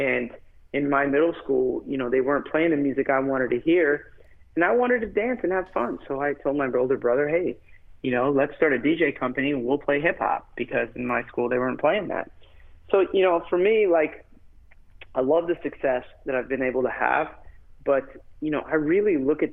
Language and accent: English; United States; even though I'm American born, you know, I'm from an immigrant family